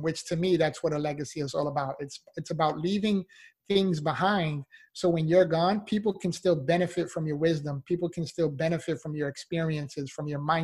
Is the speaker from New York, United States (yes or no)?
yes; New York City, New York, United States; moved away as an adult; now in Florida, United States; I'm originally from the Bronx, New York. So I moved from New York to Florida.